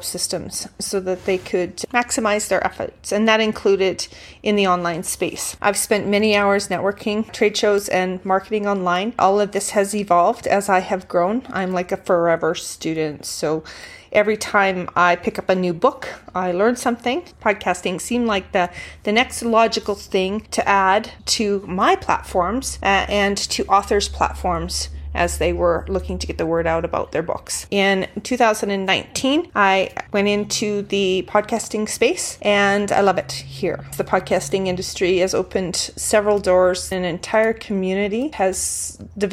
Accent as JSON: {"language": "English", "town": "Calgary", "region": "Alberta", "country": "Canada", "tie": "born or raised there", "also_born_or_lived": "Houston, Texas / Banff, Alberta / DeWinton, Alberta / Okotoks, Alberta", "said": "I was born in Calgary, Alberta, Canada. I've lived in Houston, Texas, Banff, Alberta, DeWinton, Alberta, Okotoks, Alberta, in that order. And I've always come home to Calgary. Calgary is my home."}